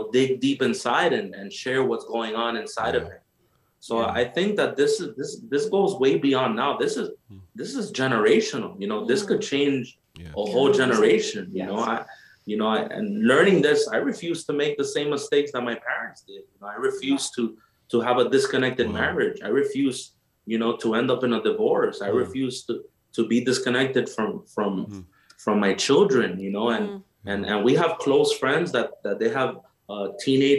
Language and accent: English; Nicaragua; moved away; I'm from Nicaragua. You know, I'm from Central America